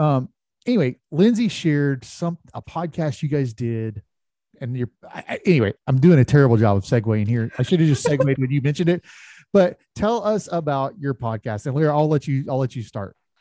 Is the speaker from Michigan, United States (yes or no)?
no; Polk County, Florida, United States; growing up in Polk County